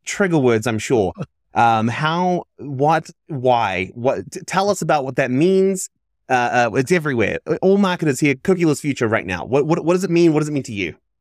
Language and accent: English; New Zealand; I grew up in New Zealand